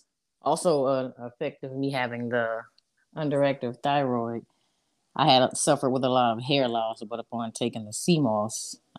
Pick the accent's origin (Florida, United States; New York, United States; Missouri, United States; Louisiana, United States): Louisiana, United States; now in South Carolina, United States; I'm from Louisiana, but I reside in South Carolina.